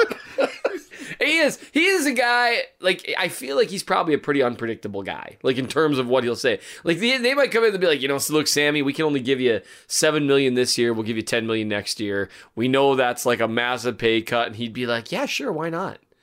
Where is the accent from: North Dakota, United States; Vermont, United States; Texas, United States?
North Dakota, United States; Valley City; is from Valley City, my hometown